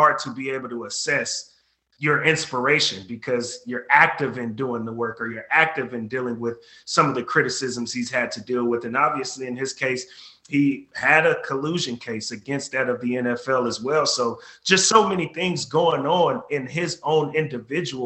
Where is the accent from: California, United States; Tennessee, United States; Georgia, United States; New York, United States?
California, United States; Bay Area; I grew up in the Bay Area